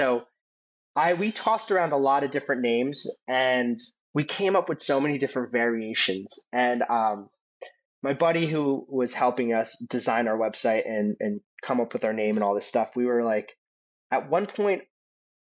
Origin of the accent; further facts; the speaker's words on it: East Coast, United States; we're from the East Coast